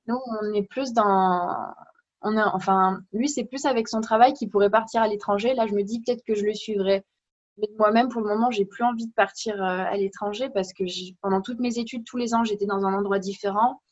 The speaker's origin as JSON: {"language": "French", "country": "France", "moved": "as an adult", "lives_now": "Germany", "said": "en tant que Française, moi, j'ai cet avantage qu'ils me disent Oh, avec ton accent, c'est trop mignon"}